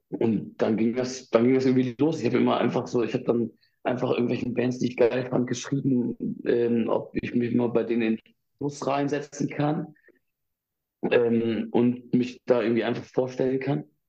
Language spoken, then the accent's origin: German; Ibbenbüren, North Rhine-Westphalia, Germany; ich bin in Ibbenbüren aufgewachsen